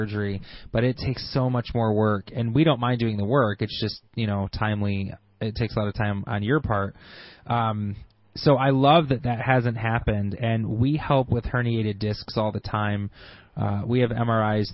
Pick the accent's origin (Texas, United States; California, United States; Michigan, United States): Michigan, United States; Grand Blanc; I grew up in Grand Blanc